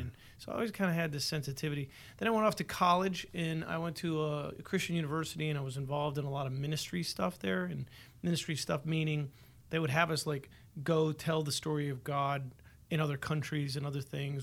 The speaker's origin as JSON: {"language": "English", "town": "Buffalo", "region": "New York", "country": "United States", "tie": "born or raised there", "said": "Born and raised in Buffalo."}